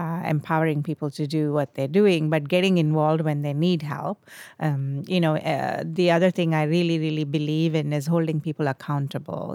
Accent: India; moved away as an adult; I was born in India. I grew up in India.

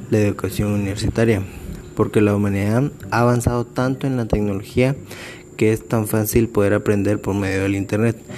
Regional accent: Malacatán, San Marcos, Guatemala; also born or lived in Tecún Umán / Coatepeque; tengo 22 años, soy originario de Malacatán, San Marcos, pero es algo confuso porque mis primeros tres años los viví en Tecumán, luego los tres años siguientes los viví en Malacatán, después viví seis años en Coatepeque

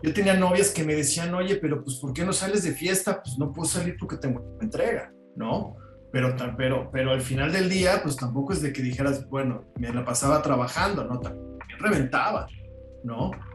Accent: Mexico; Soy mexicano

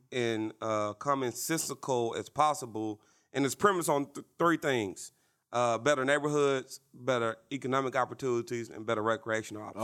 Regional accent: Little Rock, Arkansas, United States; growing up in Little Rock

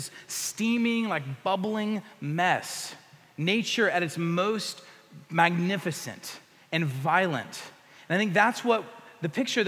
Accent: the Panhandle of Texas, United States; I grew up in the Panhandle of Texas

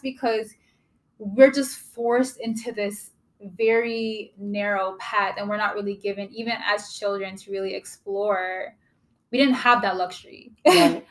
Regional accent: Kitchener, Ontario, Canada; also born or lived in Toronto; I grew up in Kitchener. I didn't like I was born in Toronto, but mm-hmm. I was raised in Kitchener, Waterloo, Ontario

